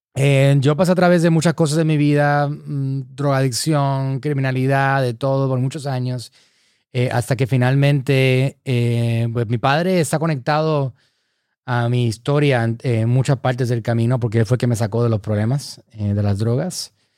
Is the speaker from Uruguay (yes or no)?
no; San Juan, Puerto Rico; soy de San Juan, Puerto Rico.